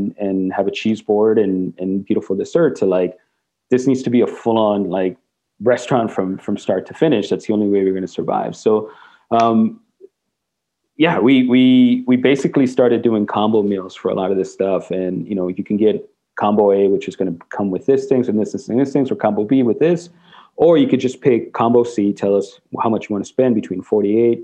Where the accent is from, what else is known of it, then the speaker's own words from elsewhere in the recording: Mexico; first language Spanish; English is a second language; now in Portland, United States; I grew up in Mexico, and my parents are both Mexican. It's mi primera lengua